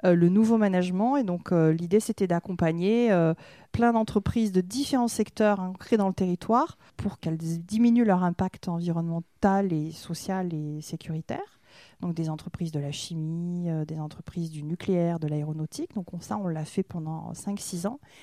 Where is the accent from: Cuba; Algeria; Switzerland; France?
France; Saint-Vincent-de-Paul, Nouvelle-Aquitaine; also born or lived in New Caledonia; je suis native de la région bordelaise. Je suis née dans le nord Bordeaux, euh, au bord de la Dordogne, dans mhm. un petit village à Saint-Vincent-de-Paul